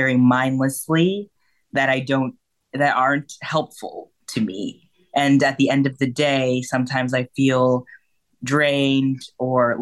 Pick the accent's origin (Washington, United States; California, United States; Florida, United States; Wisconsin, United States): Wisconsin, United States; moved away as an adult; now in Chicago, United States; I'm from Wisconsin.